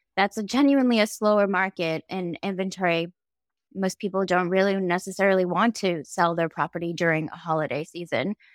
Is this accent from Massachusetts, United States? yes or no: yes; Boston, Massachusetts, United States; moved away as an adult; moving back home to my hometown in Boston or outside of Boston